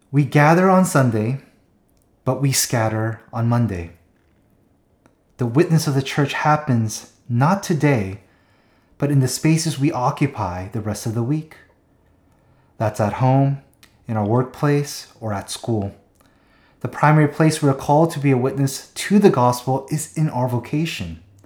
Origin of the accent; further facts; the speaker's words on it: Seattle, Washington, United States; moved away; also born or lived in Southern California; we went up to Seattle, my hometown